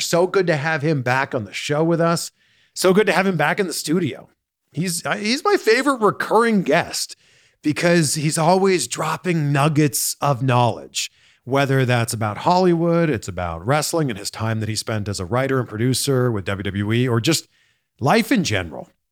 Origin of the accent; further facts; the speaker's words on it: Toronto, Ontario, Canada; now in Los Angeles, United States; moved here from somewhere else, like myself, you know, I'm originally from Toronto